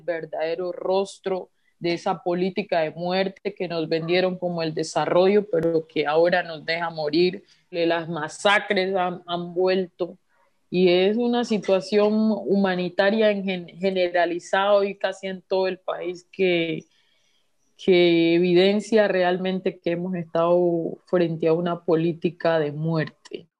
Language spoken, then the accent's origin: Spanish; Colombia; como sociedad colombiana